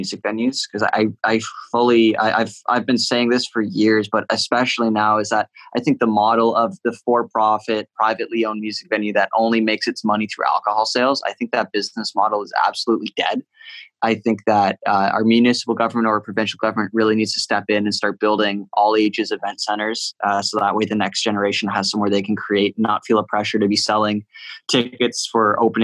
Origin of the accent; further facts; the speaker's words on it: Whitby, Ontario, Canada; also born or lived in Oshawa; I grew up in Whitby, and I spent my whole life saying I'm from Whitby, not from Oshawa